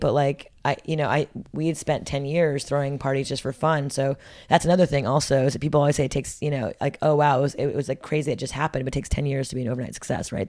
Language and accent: English; Montreal, Quebec, Canada; growing up in Montreal, Canada